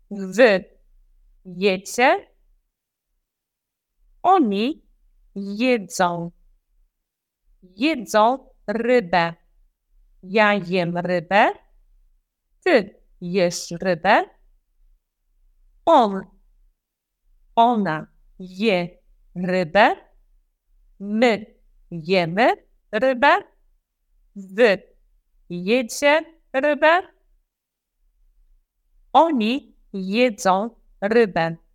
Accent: Lębork, Pomeranian Voivodeship, Poland; Ja jestem z Lęborka.

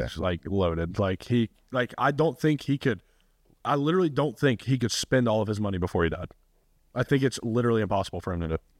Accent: Rome, Georgia, United States; moved away; I actually hate my hometown

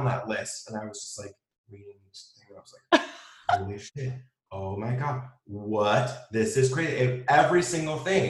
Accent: San Diego, California, United States; moved away as an adult; also born or lived in New York City; I moved from New York City to back home to San Diego and moved back with my parents.

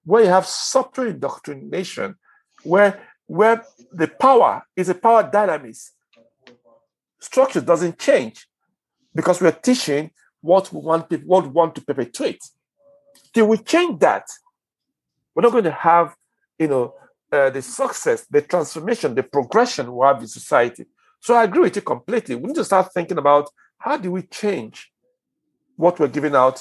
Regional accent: Nigeria; I'm Nigerian

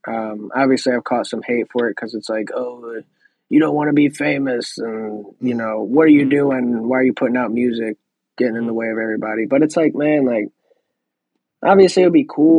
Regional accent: Missouri, United States; I'm from Missouri

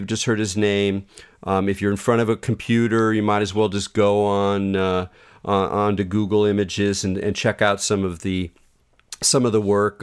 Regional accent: California, United States; as a Californian and a longtime student and a devotee of the state

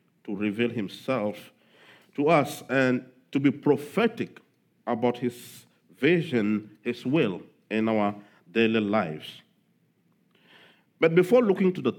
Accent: Togo; my home country

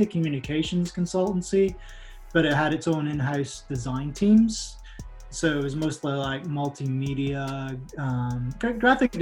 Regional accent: Aberdeen, Scotland, United Kingdom; moved away as an adult; now in Texas, United States; I'm originally from Scotland

